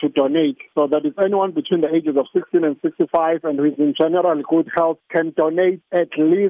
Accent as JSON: {"language": "English", "country": "South Africa", "said": "our fellow South Africans"}